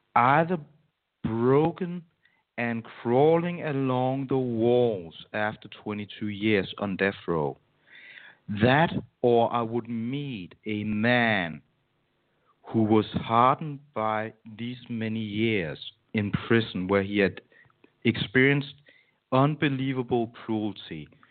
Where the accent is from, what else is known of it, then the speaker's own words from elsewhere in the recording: Denmark; my hometown in Denmark